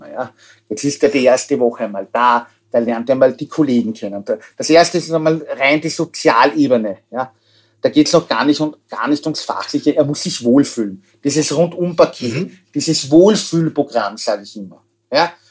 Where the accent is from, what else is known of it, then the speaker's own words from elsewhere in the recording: Austria; also bei uns in Österreich ist das längst erfüllt.